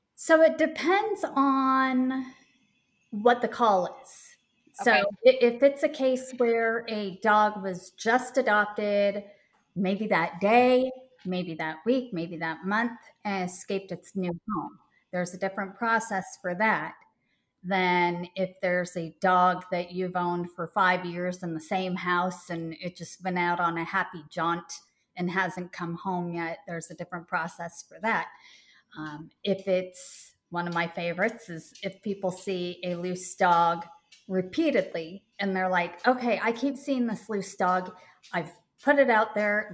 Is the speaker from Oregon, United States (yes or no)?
yes; Portland, Oregon, United States; moved away as an adult; now in Charlotte, United States; I grew up there and it was the first time really truly moving away from my home state